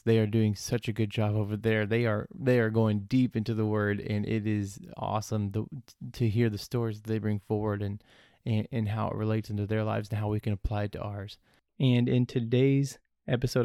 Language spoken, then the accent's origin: English; Goddard, United States; I grew up in Goddard, which is a little far away, uh, little ways from here